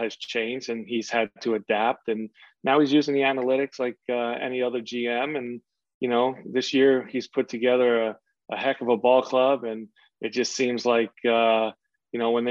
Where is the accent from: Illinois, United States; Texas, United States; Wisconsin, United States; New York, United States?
New York, United States; New York City; I was from Queens